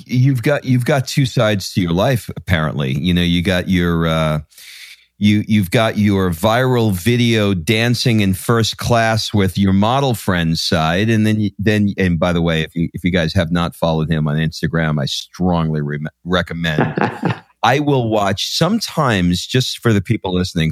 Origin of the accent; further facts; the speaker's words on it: New York, United States; I grew up in Queens in New York